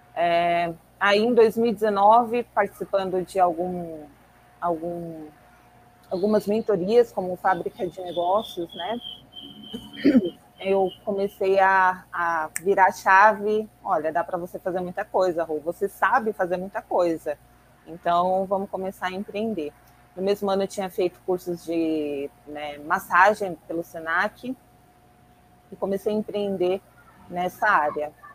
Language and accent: Portuguese; São Paulo, Brazil; eu sou daqui de, do extremo sul de São Paulo, Parelheiros